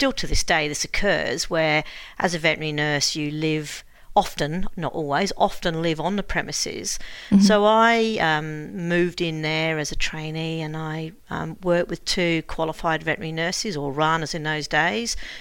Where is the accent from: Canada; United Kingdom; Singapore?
United Kingdom; Bedford, East of England; moved away as an adult; also born or lived in United States; now in Australia; originally I'm from England, from Bedford in the UK